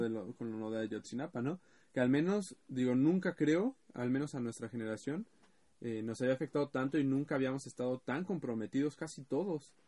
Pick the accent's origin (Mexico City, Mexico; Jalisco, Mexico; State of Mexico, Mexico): State of Mexico, Mexico; Ecatepec; soy del Estado de México y sabrán mejor, soy de Ecatepec